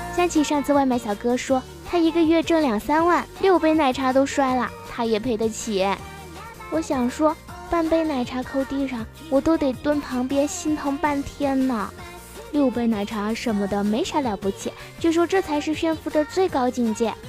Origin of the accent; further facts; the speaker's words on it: China; 我们中国人鬼恋不知道有多久了呢